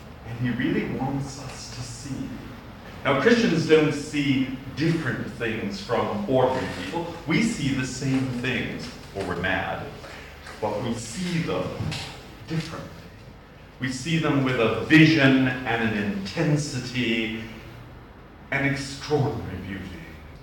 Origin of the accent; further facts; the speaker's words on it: Boston, Massachusetts, United States; accent: Bostonian; moved away; I am a Bostonian, so I have a Bostonian accent. I've got a funny accent